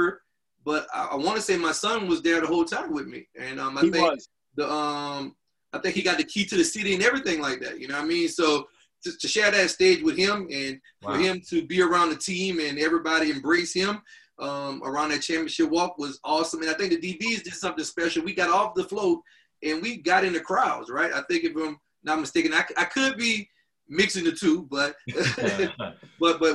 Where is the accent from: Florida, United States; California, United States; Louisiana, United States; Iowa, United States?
Louisiana, United States; moved away; I'm from Louisiana. I played volleyball in Louisiana